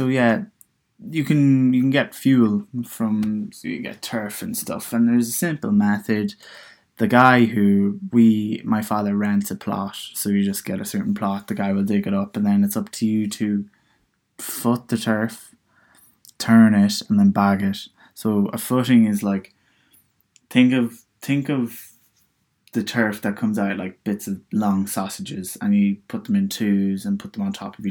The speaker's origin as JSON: {"language": "English", "area": "Donegal", "region": "Ulster", "country": "Ireland", "moved": "as an adult", "lives_now": "Dublin, Ireland", "said": "when I was moving from Donegal, I thought, look, hey, let's move to Dublin"}